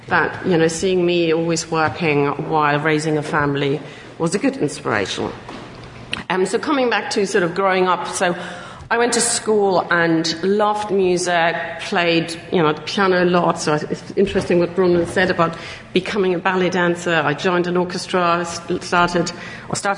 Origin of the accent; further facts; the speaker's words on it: Hamburg, Germany; moved away; I was born in Hamburg in northern Germany as one of six children